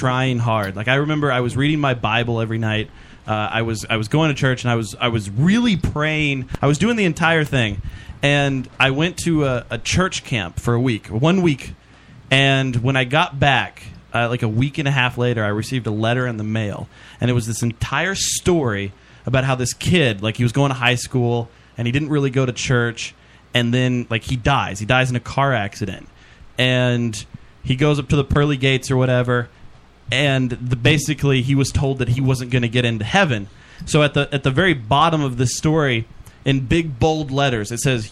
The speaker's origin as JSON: {"language": "English", "region": "Kentucky", "country": "United States", "tie": "born or raised there", "said": "I grew up in Kentucky"}